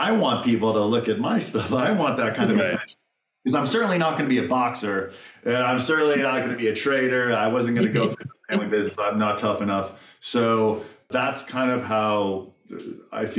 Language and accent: English; Los Angeles, California, United States; I'm born and raised in Los Angeles, third generation native